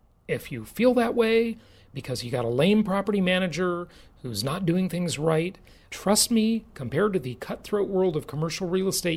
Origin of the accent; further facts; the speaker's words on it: California, United States; my home state, California